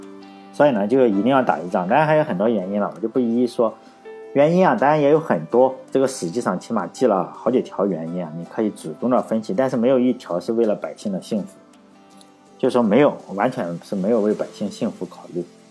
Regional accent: Shandong, China; 我老家是山东的

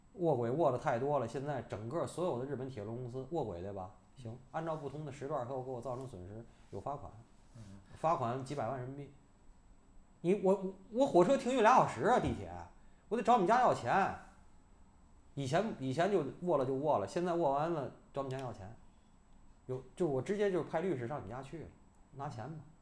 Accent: China; 我在他心里是个傻逼，是个中国来的傻逼

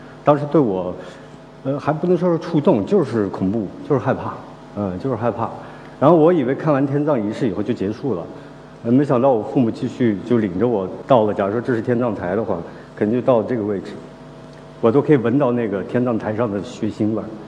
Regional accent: Kaligang, Qinghai, China; born there; 我是呃出生在青藏高原。呃，黄河岸边的一个小村庄，那个小村庄叫卡里冈，那里人风淳朴。

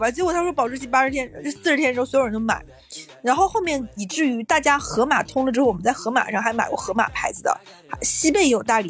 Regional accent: Northeast China, China; moved away; 我的邻居听说我是个东北人，尤其是北方人

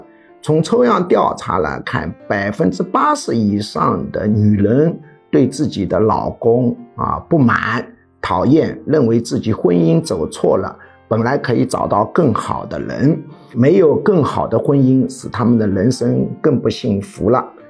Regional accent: Jiangxi, China; moved away; 我老家江西

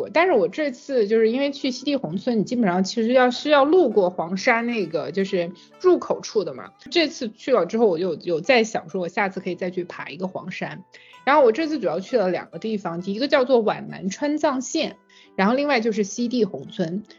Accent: Anhui, China; moved away as an adult; 我自己作为一个安徽人，

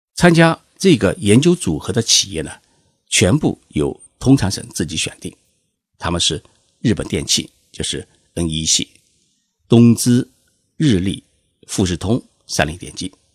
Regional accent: China; 我们中国人

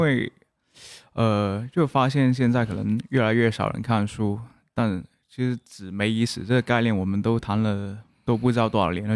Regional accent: Guangzhou, Guangdong, China; first language Cantonese; Chinese is a second language; 我家乡广州

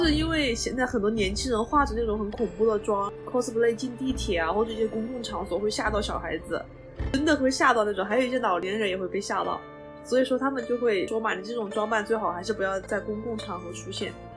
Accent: Wanzhou, Chongqing, China; 我们老家是万州那边儿的

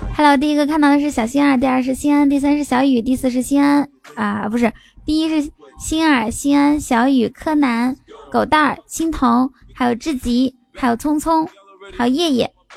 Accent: Inner Mongolia, China; now in Shanghai, China; 我是内蒙人，但是呢，我在上海，但是呢，我快混不下去了，马上要回去内蒙了

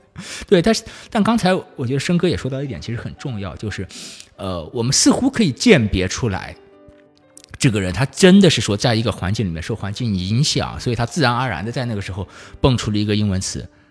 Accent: Nanchang, Jiangxi, China; moved away; 我是，呃，江西南昌人嗯。就，就在我的老家，现在有很多上年纪一点的人，他是根本不会说普通话

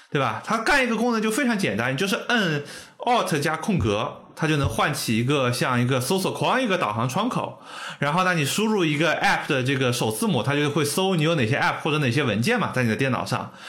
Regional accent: China; 就跟我们中国人的很多电商的套路

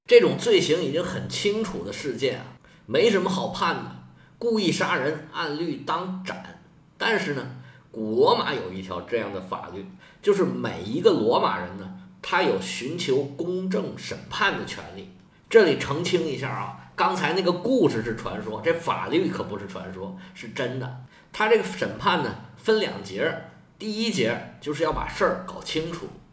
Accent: China; 我们中国人

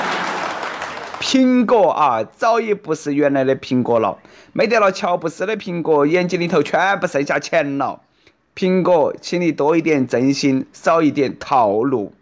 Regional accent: Sichuan, China; accent: Sichuanese Mandarin (Chuanpu); 我们四川人肯定记得到他的名字噻

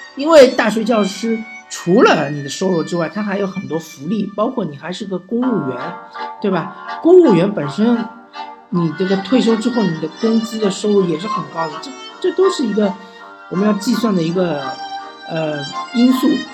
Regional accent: Shanghai, China; 我作为一个老上海

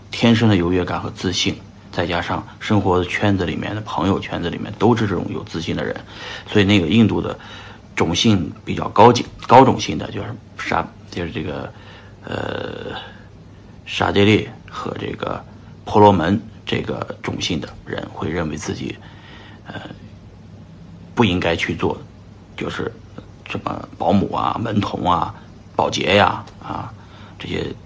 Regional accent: China; 我们来自于中国

